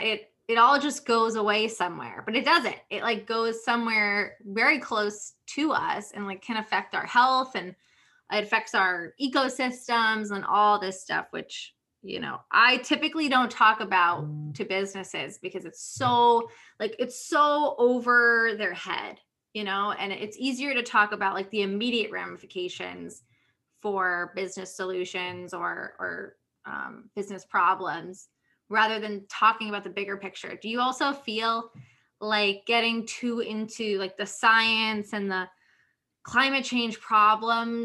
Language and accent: English; Connecticut, United States; I grew up in Connecticut